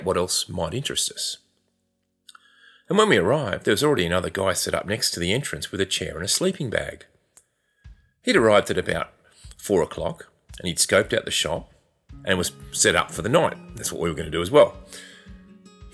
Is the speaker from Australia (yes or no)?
yes; Australia; we're Australian